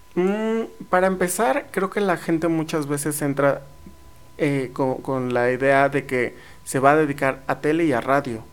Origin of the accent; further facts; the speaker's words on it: near Teotihuacán, State of Mexico, Mexico; now in San Luis Potosí, Mexico; yo soy de cerca de la zona arqueológica de Teotihuacán